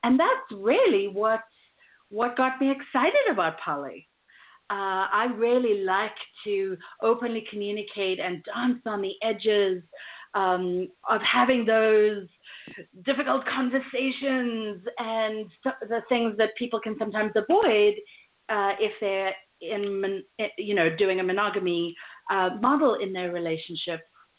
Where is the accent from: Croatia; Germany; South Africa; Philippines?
South Africa; now in United States; And while I've learned to roll my R's in the last 13 years of living in the U.S., I grew up in South Africa, and then I lived